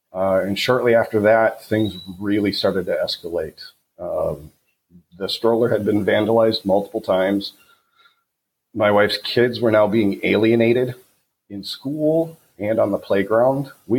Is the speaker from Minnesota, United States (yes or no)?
yes; Coon Rapids, Minnesota, United States; moved away as an adult; also born or lived in Belarus; now in Panama; I was born and raised in the North Metro, graduated from Coon Rapids High School in my 30s.